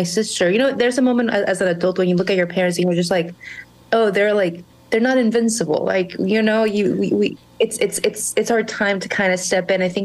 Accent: Monterrey, Nuevo León, Mexico; first language Spanish; English is a second language; moved away as an adult; now in McAllen, United States; I was born and raised in Mexico, in Monterrey, Nuevo León. I lived there my entire life, went to college in Mexico. Spanish is my first language.

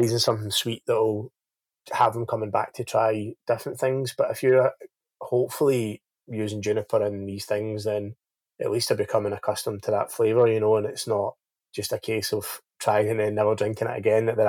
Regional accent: Scotland, United Kingdom

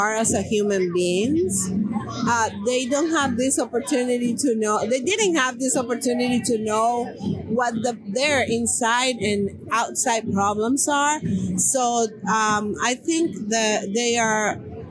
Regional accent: Colombia; moved away as an adult; I have been working with the community for 20 years since I came from Colombia.

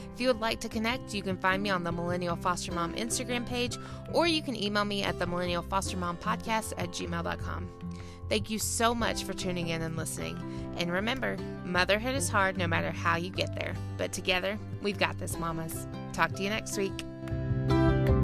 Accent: Georgia, United States; accent: Southern; I'm from Georgia

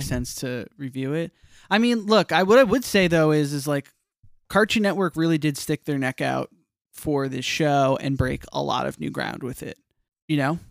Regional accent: New Jersey, United States; I'm from New Jersey

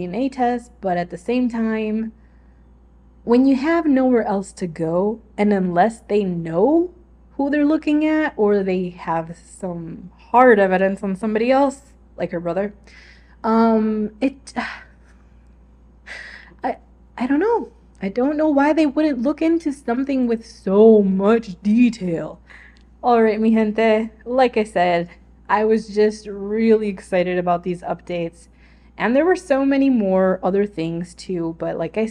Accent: Chicago, Illinois, United States; my family and I grew up around Chicago

